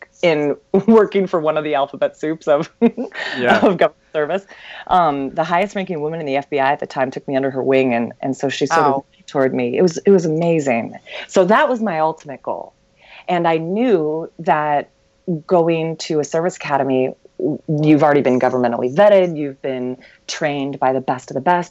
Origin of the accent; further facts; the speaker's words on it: Lansing, Michigan, United States; I grew up in Lansing, Michigan